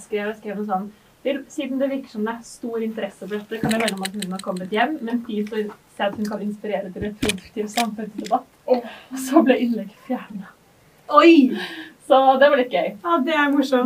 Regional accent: Gjerdrum, Akershus, Norway; jeg kommer fra Gjerdrum, en mm. veldig liten bygd

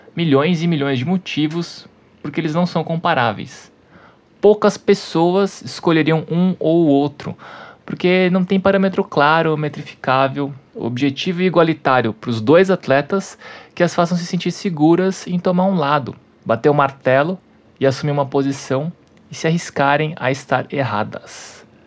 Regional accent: Brazil; Para mim, que sou brasileiro

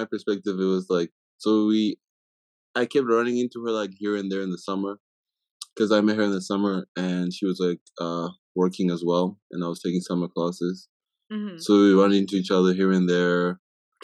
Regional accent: Harare, Zimbabwe; moved away as an adult; now in Utah, United States; born and raised in Zimbabwe until I was 18

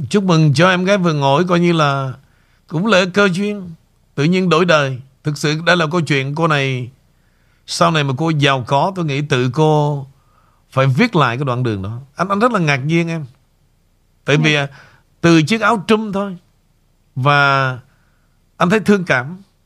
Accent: Vietnam; moved away

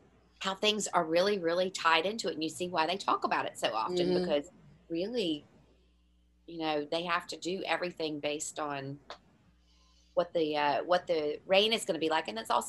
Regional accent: Ireland; people find out I'm from Ireland and all

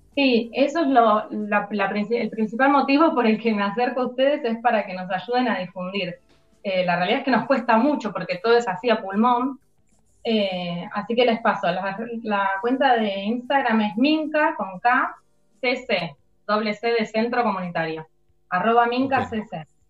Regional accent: Ituzaingó, Buenos Aires Province, Argentina; yo soy de Ituzaingó, vivo cerca del barrio, la mayoría somos de la zona

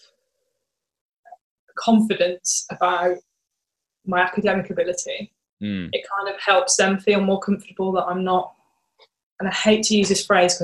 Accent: Birmingham, West Midlands, United Kingdom; in Birmingham, my hometown.

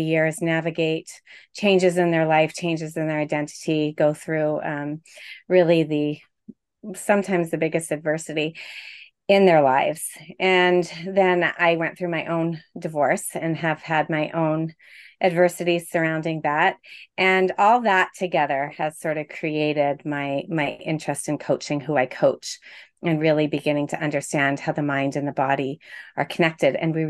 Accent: Toronto, Ontario, Canada; I am a coach, obviously, and I'm from Toronto, Ontario, Canada.

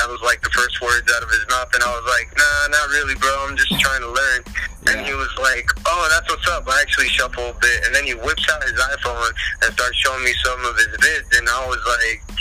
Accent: New Jersey, United States; moved away as an adult; also born or lived in San Diego, California; now in South Florida, United States; I was born and raised in New Jersey.

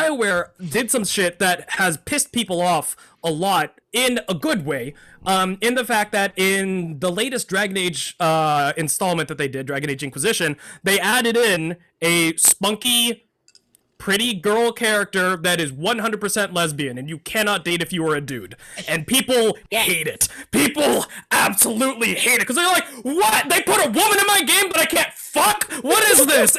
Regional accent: Texas, United States; I grew up in Texas

